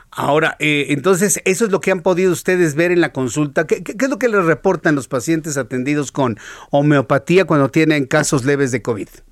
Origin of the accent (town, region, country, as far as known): Mexico